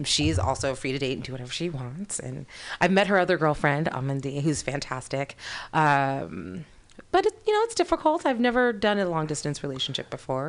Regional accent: East Bay, San Francisco Bay Area, California, United States; also born or lived in Paris; I'm a Bay Area native. I grew up in the East Bay.

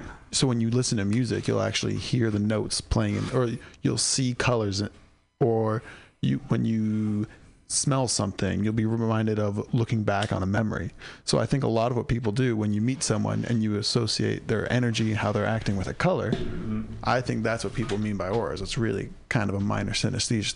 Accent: San Diego, California, United States; also born or lived in San Francisco Bay Area; I grew up in San Diego

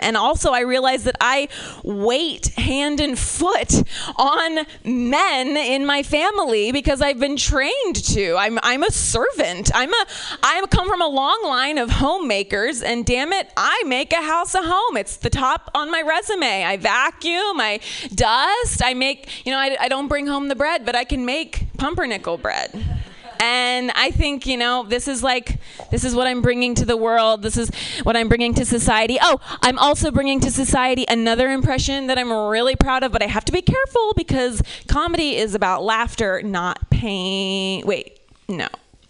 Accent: Ohio, United States; I'm from Ohio. You have to forgive me, okay? I'm from Ohio.

